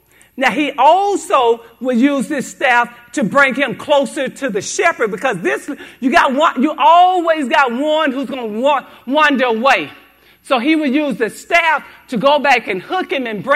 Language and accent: English; Haynesville, United States; I'm from Haynesville, a little country town